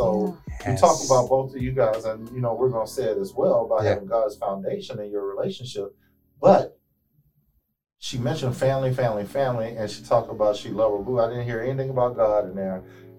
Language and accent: English; Houston, Texas, United States; moved away; also born or lived in East Coast; even though I'm originally from Houston, I was on the East Coast.